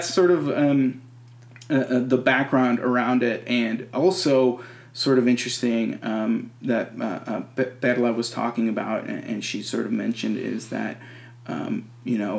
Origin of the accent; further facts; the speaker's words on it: Texas, United States; I'm a Texan Latinx person.